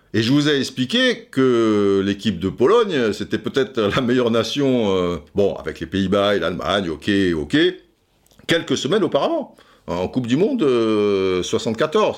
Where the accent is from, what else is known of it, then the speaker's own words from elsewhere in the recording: France; nous on est français